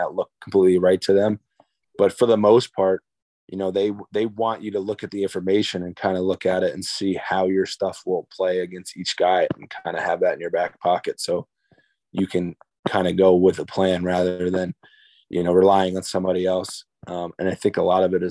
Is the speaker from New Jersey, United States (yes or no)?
yes; New Jersey, United States; I'm from New Jersey, but my mom and dad are both from the Boston area